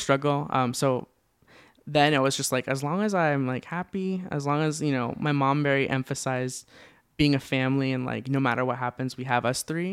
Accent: Orange County, California, United States; born and raised in Orange County, California.

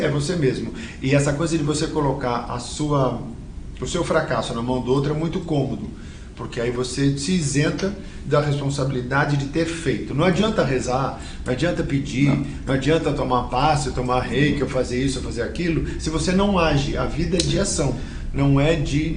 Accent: São Paulo, Brazil; a gente nasceu na Moca

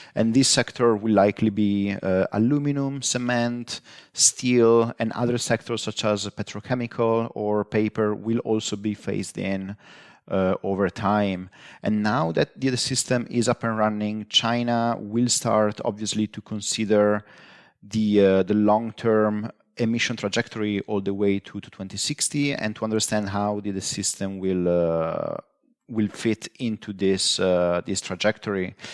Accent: northeastern Italy, Italy; moved away; I grew up in, uh, northeastern, uh, Italy

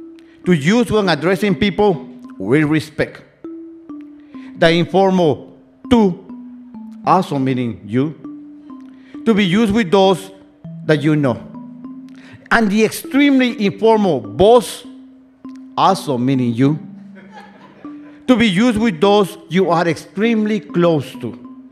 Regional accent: Guatemala; also born or lived in Chicago, United States; now in United States; I was born and raised in Guatemala, but for the last 3 decades of my life, I have lived in the United States, not able to go back to my native country. First, due to my undocumented status, and years later, after finally becoming a USA citizen

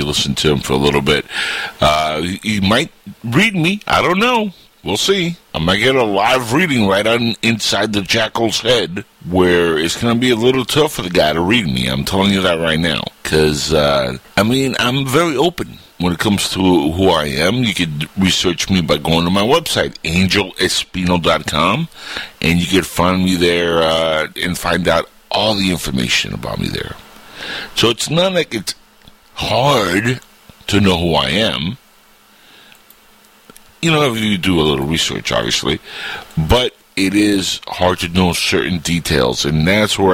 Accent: Miami, Florida, United States; my hometown of Miami

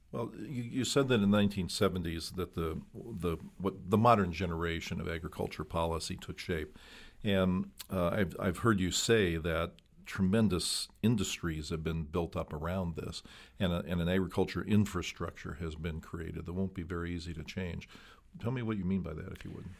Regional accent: Midwest, United States; I grew up in the Midwest

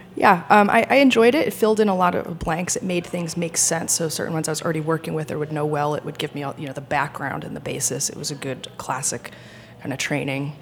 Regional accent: Rhode Island, United States; moved away as an adult; also born or lived in France; now in New York, United States; I grew up in Rhode Island

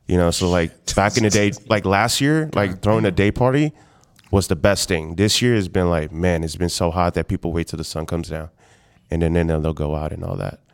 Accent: Houston, Texas, United States; moved away as an adult; also born or lived in San Antonio, Texas; now in Austin, United States; born and raised in Houston

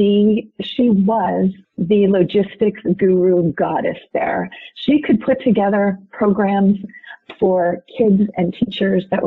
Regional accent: Montgomery County, Pennsylvania, United States; moved away as an adult; also born or lived in Arizona / San Diego, California; I eventually came back to home here in Montgomery County

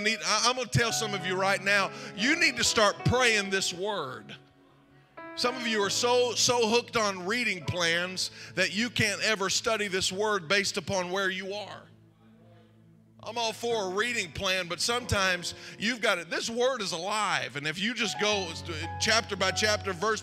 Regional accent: Zanesville, Ohio, United States; I grew up here. I grew up in Zanesville

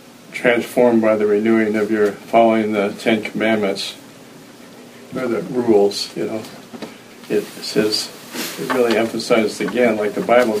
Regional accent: Spokane, Washington, United States; I grew up in Spokane in those years

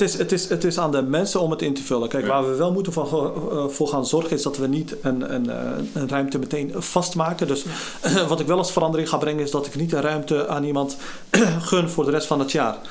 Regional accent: Gorinchem, South Holland, Netherlands; geboren en getogen in Gorkum, dan in de Haarwijk

